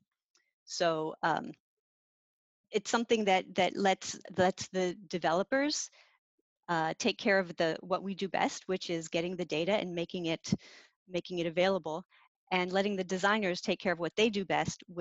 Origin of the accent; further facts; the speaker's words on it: Gettysburg, Pennsylvania, United States; now in Bay Area, United States; I grew up in Pennsylvania.